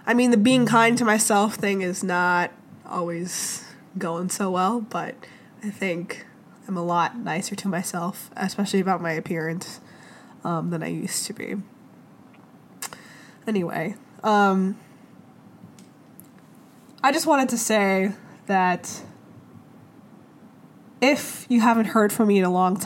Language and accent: English; Arkansas, United States; I grew up in Arkansas. I grew up in multiple places, but mostly Arkansas.